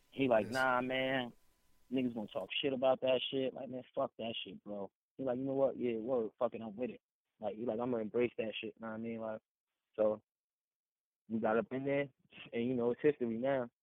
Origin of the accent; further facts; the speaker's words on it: East Orange, New Jersey, United States; I'm from East Orange. I ain't from North